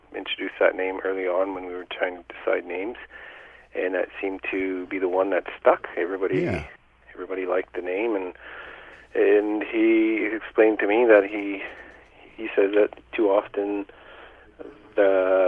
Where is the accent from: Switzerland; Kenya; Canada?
Canada; James Bay region, northern Ontario; we're actually from the James Bay region, up in northern Ontario